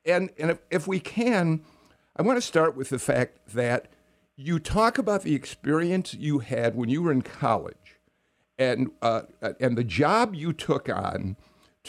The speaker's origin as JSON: {"language": "English", "town": "Chicago", "region": "Illinois", "country": "United States", "tie": "born or raised there", "said": "I grew up in Chicago."}